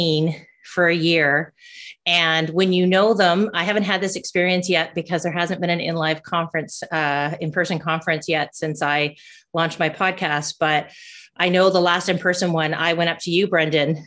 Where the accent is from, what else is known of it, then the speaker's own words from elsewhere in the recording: Canada; I'm a Canadian